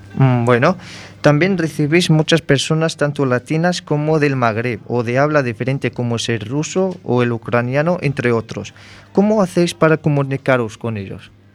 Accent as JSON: {"language": "Spanish", "country": "Morocco", "moved": "yes", "said": "siendo yo marroquí"}